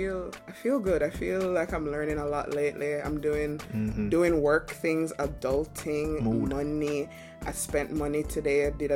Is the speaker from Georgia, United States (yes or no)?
no; New York, United States; I'm from New York, B.